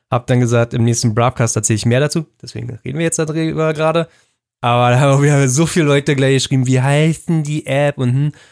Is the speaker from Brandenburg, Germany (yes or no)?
yes; Brandenburg, Germany; die so typisch Brandenburg sind für mich. Ja, so Heimat letzten Endes, weil es ja in der Ecke ist, wo ich aufgewachsen bin.